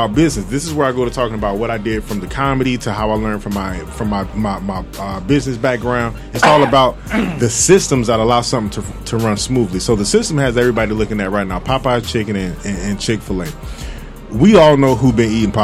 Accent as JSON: {"language": "English", "town": "Fort Lauderdale", "region": "Florida", "country": "United States", "said": "I'm from Fort Lauderdale"}